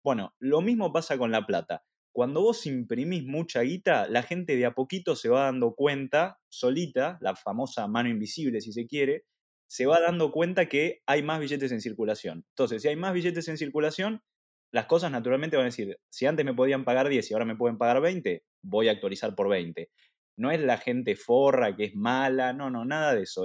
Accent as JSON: {"language": "Spanish", "country": "Argentina"}